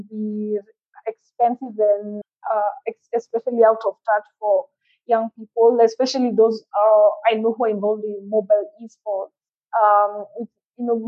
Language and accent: English; Kenya; now in Nairobi, Kenya; here in Nairobi, rather in Kenya